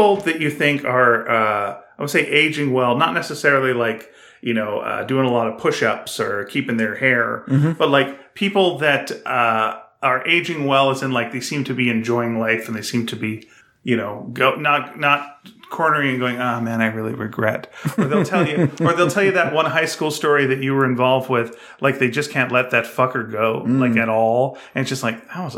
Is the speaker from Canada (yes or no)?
yes; Canada; I'm Canadian